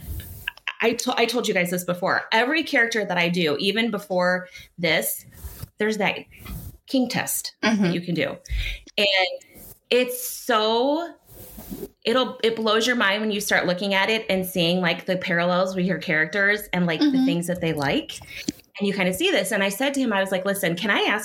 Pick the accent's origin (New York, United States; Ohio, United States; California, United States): Ohio, United States; Cleveland; I'm from Cleveland